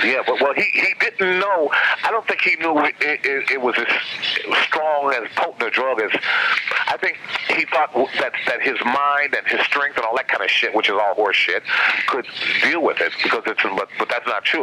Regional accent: Buffalo, New York, United States; moved away as an adult; also born or lived in Canada; Buffalo in my hometown

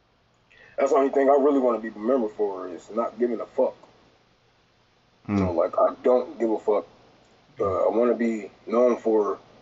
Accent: Detroit, Michigan, United States; I'm from Detroit

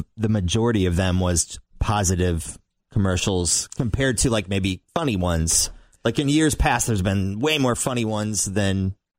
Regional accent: United States; I'm American.

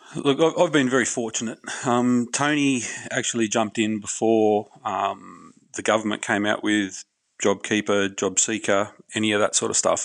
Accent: Hawkesbury region, New South Wales, Australia; I grew up in the Hawkesbury region of New South Wales

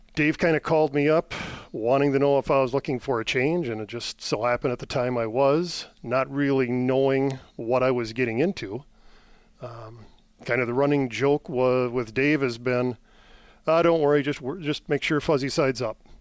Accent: Elk Mound, Wisconsin, United States; also born or lived in Eau Claire, Wisconsin / Germany; I am originally from the Eau Claire area, born and raised, grew up in Elk Mound

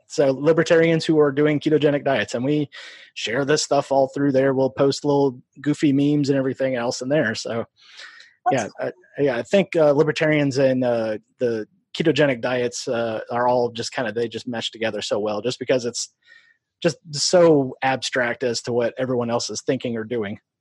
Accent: Iowa, United States; also born or lived in Omaha, Nebraska; we moved across the river to Iowa.

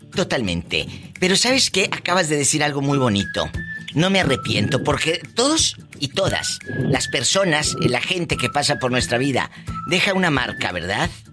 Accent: Matamoros, Tamaulipas, Mexico; desde mi tierra, mi Matamoros del alma, mi Matamoros querido

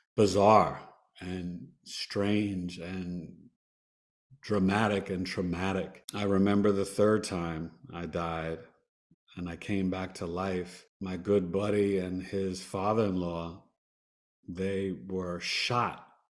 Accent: New York, United States; I'm a New Yorker

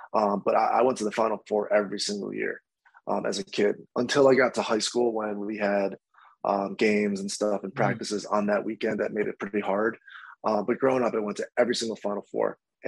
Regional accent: Rochester, New York, United States; also born or lived in Washington, D.C.; to play for Rochester, my hometown

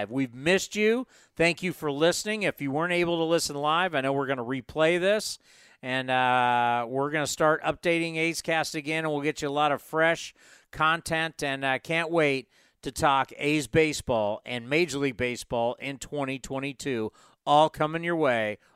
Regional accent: Pittsburgh, Pennsylvania, United States; moved away; I grew up in Pittsburgh.

